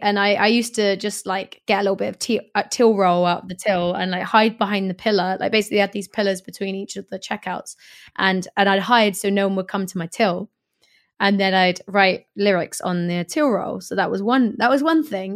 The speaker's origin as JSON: {"language": "English", "town": "Swindon", "region": "South West England", "country": "United Kingdom", "tie": "born or raised there", "also_born_or_lived": "Hackney, London / Greenwich, London", "moved": "yes", "lives_now": "London, United Kingdom", "said": "my hometown of Swindon"}